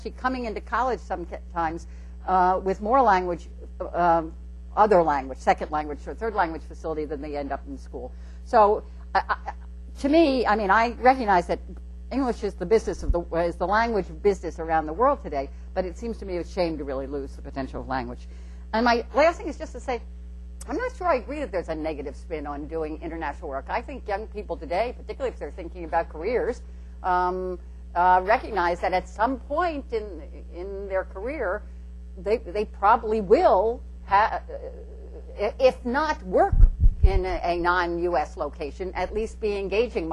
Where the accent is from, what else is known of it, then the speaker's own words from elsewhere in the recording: New York City, New York, United States; I come from Brooklyn